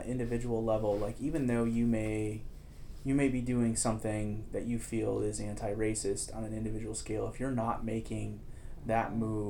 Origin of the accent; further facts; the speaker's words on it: United States; as an American, as a white person